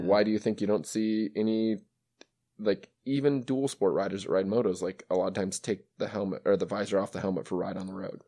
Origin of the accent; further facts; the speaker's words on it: Western Montana, United States; I grew up in Western Montana